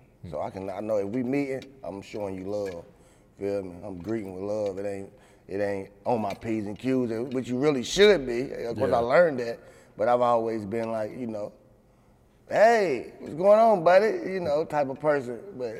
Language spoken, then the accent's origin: English; United States; Well, I grew up in the projects. I grew up in Clarksdale Project, so, you know, regular project shit.